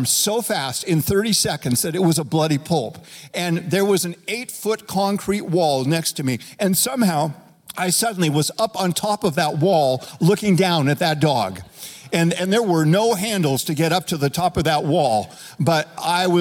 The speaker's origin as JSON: {"language": "English", "town": "Reno", "region": "Nevada", "country": "United States", "tie": "born or raised there", "said": "When I was 12 years old, growing up in Reno, Nevada"}